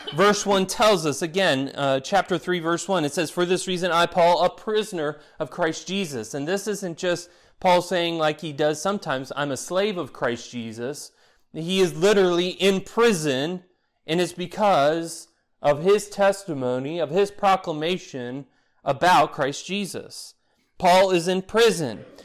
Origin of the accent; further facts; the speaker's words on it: Florida, United States; growing up in Florida